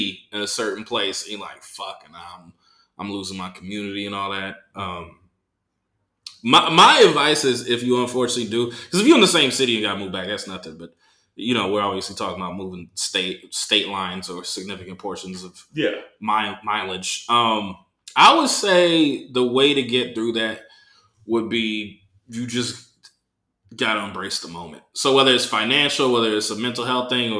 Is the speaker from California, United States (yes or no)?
yes; Bay Area, California, United States; moved away; we grew up in different Bay Areas